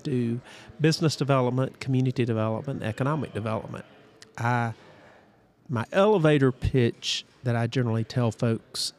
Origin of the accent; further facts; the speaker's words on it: Prattville, Alabama, United States; I'm a former mayor of my hometown of Prattville, Alabama